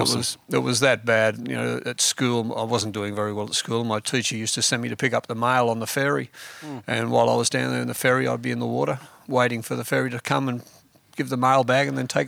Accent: Bundeena, New South Wales, Australia; born or raised there; also born or lived in Germany

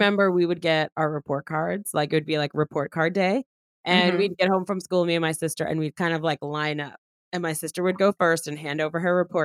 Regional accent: New York City, New York, United States; now in North Carolina, United States; I'm from Flushing, Queens in New York City

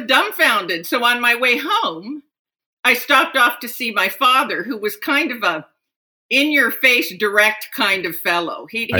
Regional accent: Japan; Yes. For 16 years, I lived in Japan.

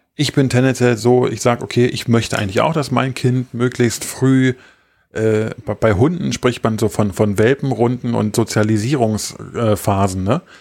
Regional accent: East Germany, Germany; moved away; weil ich bin nun mal im Osten geboren. Ich sage jetzt nicht in der DDR, obwohl es offiziell so ist, aber ich bin ja im Osten groß geworden

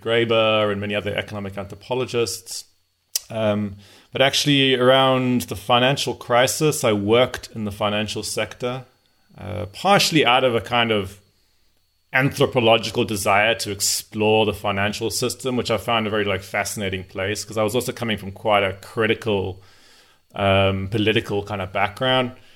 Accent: South Africa; also born or lived in Zimbabwe; I'm from South Africa, uh, although my family's from Zimbabwe. So I grew up in Southern Africa

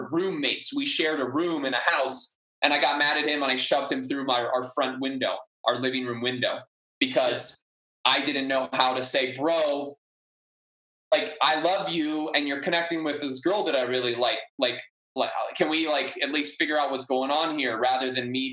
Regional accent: Maui, Hawaii, United States; also born or lived in Humboldt, California / New Zealand; I grew up on Maui and like growing up here, getting called Howley my whole life

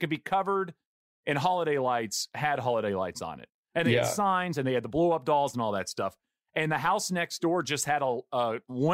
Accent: Marshall, Texas, United States; where I grew up in East Texas

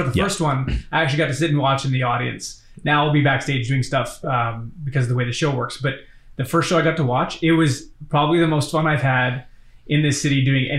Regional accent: Edmonton, Alberta, Canada

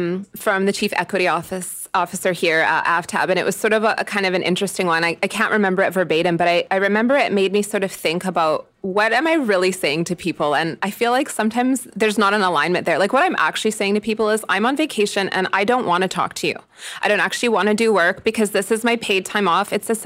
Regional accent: Jasper, Alberta, Canada; I'm from Jasper and I'm a person with no children

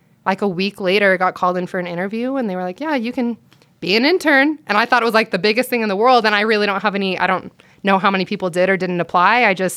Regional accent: Morgan, Utah, United States; born or raised there

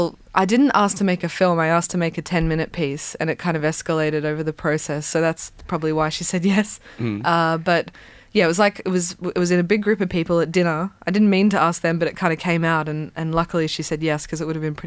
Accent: Brisbane, Queensland, Australia; growing up in Brisbane

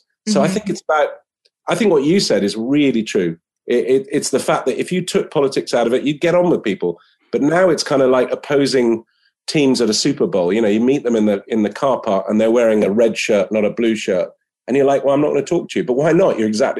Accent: Lebanon; also born or lived in United Kingdom; for me being British, I grew up in Lebanon, so I'm certainly not averse to guns

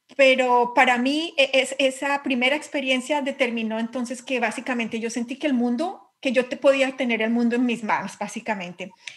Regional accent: Colombia; accent: Colombian; moved away as an adult; now in England, United Kingdom; soy física, soy colombiana

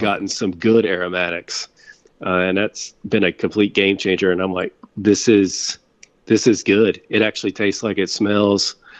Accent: Winston-Salem, North Carolina, United States; I grew up in, actually, in Winston-Salem. So, right in the heart of tobacco country

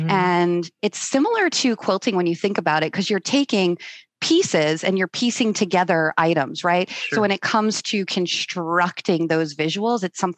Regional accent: Warwick, New York, United States; also born or lived in Massachusetts; now in St. Petersburg, United States; I grew up in New York.

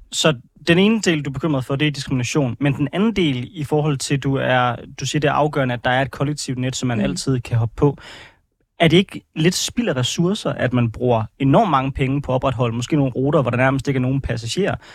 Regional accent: Aarhus, Central Denmark Region, Denmark; now in Frederiksberg, Denmark; jeg kommer fra Aarhus, og nu bor jeg på øh, Frederiksberg

